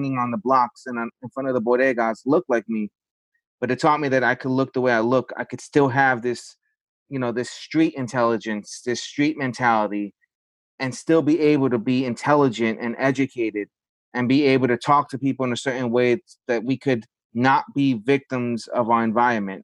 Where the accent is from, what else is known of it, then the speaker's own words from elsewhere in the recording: New York City, New York, United States; growing up in the South Bronx